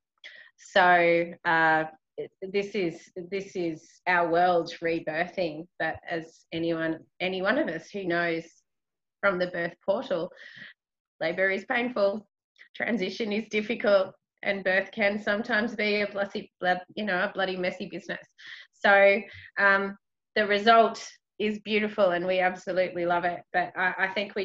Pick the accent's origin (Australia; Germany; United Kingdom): Australia; as an Australian